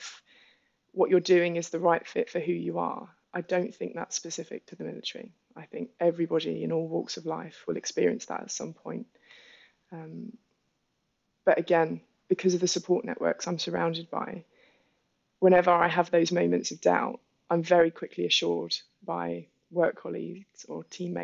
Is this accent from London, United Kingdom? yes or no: yes; London, United Kingdom; as a Londoner walking through the streets of Soho